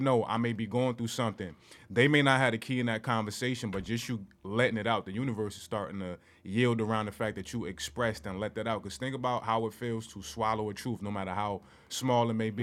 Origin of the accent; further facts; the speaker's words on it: Newark, New Jersey, United States; also born or lived in East Orange, New Jersey; I'm from Newark, New Jersey, East Orange, New Jersey.